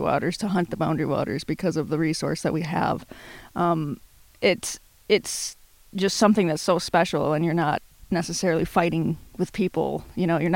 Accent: Bemidji, Minnesota, United States; Originally, I'm from Bemidji, Minnesota.

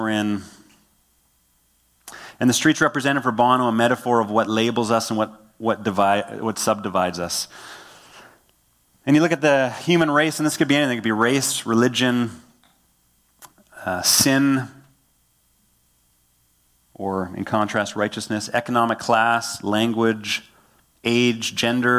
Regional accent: Killarney, Manitoba, Canada; I grew up in a town called Killarney. I grew up on Broadway Avenue

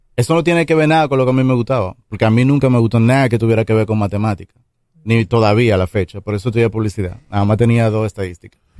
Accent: Santo Domingo Este, Distrito Nacional, Dominican Republic; Yo crecí en Mendoza Segunda, que eso queda atrás del Brizal

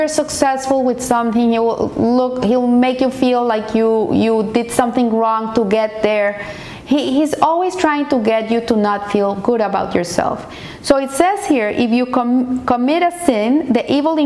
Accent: Colombia; moved away; I'm a Colombian, and I grew up in Colombia in the times of terrorism, of kidnapping

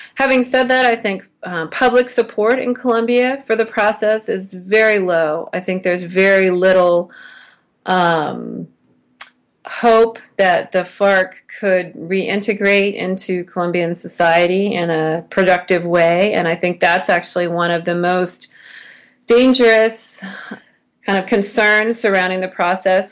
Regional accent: United States; as an American

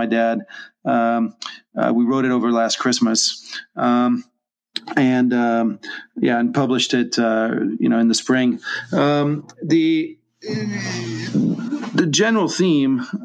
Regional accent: France; now in Hong Kong; I'm not American, I'm French, I'm a French citizen living in Hong Kong

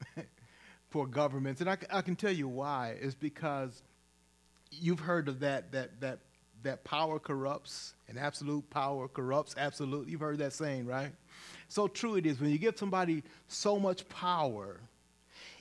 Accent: Cook County, Illinois, United States; moved away; my hometown, it would just be a two-hour ride back to Cook County, Illinois.

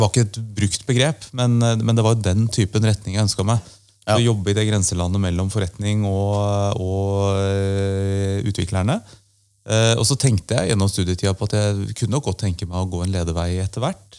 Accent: Oslo, Norway; Jeg er Oslo-gutt. Okay. Født og oppvokst i, i byen

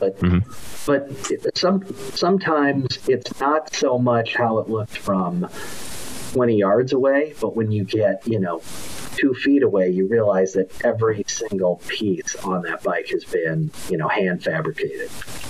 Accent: Midwest, United States; I grew up in the Midwest.

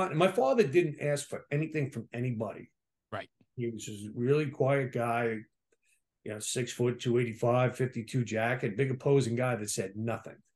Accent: Staten Island, New York, United States; Staten Island boy, which Staten Island was all cop, fireman, sanitation.

